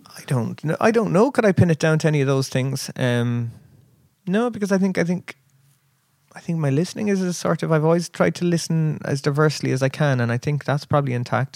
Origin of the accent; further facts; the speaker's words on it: Kerry, Munster, Ireland; also born or lived in Chicago, United States / Dublin, Ireland; now in Cork, Ireland; we moved to Kerry, and uh, so. Kerry is kind of sort of home